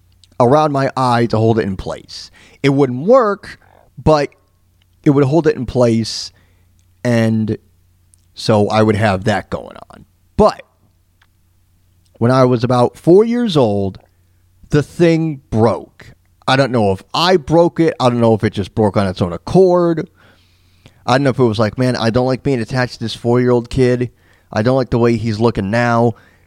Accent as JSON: {"language": "English", "region": "New York", "country": "United States", "tie": "born or raised there", "said": "I do remember growing up in New York, and I was bouncing around the stations because I was a very young lad. I was only 5-6 years old"}